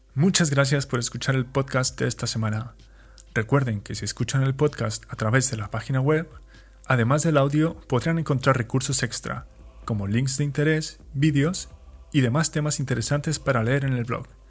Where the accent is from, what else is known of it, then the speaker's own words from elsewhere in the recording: Mexico; moved away as an adult; also born or lived in Chihuahua; now in Valencia, Spain; Soy un mexicano viviendo en España